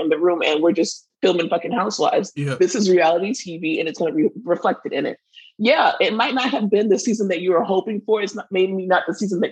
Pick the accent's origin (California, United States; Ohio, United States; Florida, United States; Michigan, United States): Florida, United States; We are from Florida